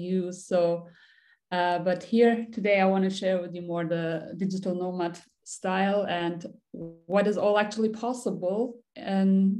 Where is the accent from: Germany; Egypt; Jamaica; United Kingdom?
Germany; I'm from Germany, born and raised here. Originally, I'm Turkish.